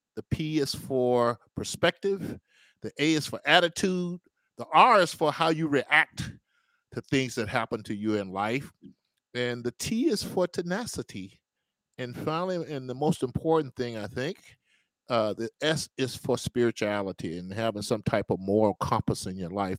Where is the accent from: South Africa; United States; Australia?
United States; Natchez, Mississippi; my hometown of Natchez